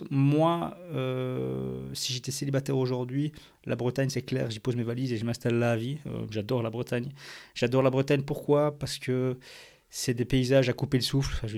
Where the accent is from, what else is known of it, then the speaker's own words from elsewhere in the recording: Belgium; on va, avoir le même climat que chez nous en Belgique, où il fait moche 9 euh, mois sur l'année.